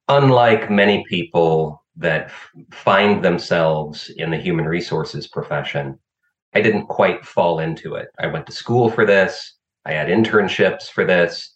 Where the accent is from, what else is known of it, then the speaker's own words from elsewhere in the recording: Illinois, United States; I found a master's program at my home state university, which turned out to be arguably the top human resources master's program in the world at University of Illinois